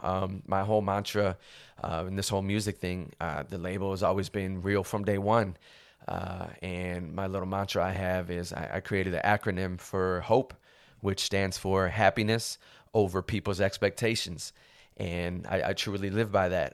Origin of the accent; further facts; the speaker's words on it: Cleveland, Ohio, United States; moved away as an adult; now in Los Angeles, United States; I was originally born and raised in Cleveland, Ohio